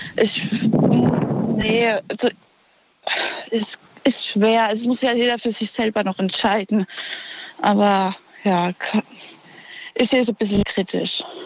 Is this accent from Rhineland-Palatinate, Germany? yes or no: yes; Ludwigshafen, Rhineland-Palatinate, Germany; aus Ludwigshafen.